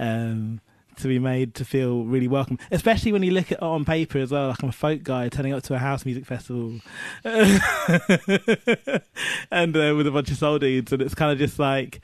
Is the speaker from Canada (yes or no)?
no; Cambridgeshire, East of England, United Kingdom; Cambridgeshire, which is where I spent most of my childhood